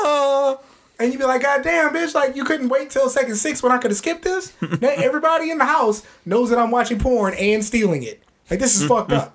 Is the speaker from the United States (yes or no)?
yes; San Antonio, Texas, United States; we're from San Antonio